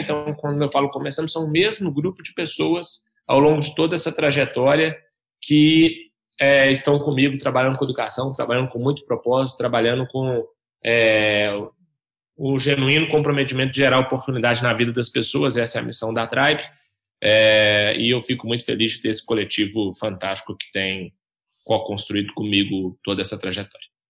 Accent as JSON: {"language": "Portuguese", "town": "Belo Horizonte", "region": "Minas Gerais", "country": "Brazil", "tie": "born or raised there", "said": "eu tenho 30 anos, sou natural de Belo Horizonte"}